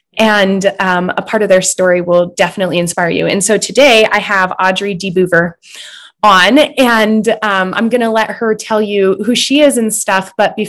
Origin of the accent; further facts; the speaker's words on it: Butte, Montana, United States; oh, you're from Butte? And I'm like, heck yes. I'm from Butte.